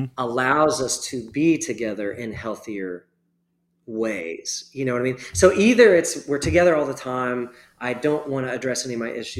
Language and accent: English; Texas, United States; I grew up pretty rural in Texas